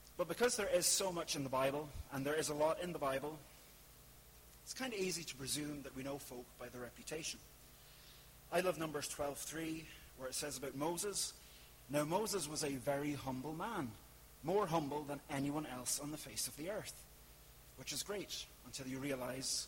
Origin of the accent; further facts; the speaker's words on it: Ireland; I'm from the Republic.